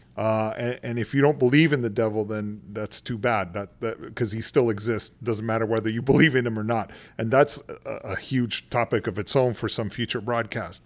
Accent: San Antonio, Texas, United States; moved away as an adult; also born or lived in California; I'm originally from San Antonio, Texas

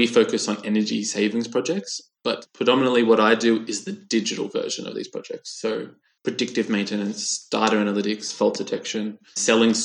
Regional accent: Australia; now in Switzerland; I'm originally from Australia. I now live in Switzerland, working for Siemens in their headquarters.

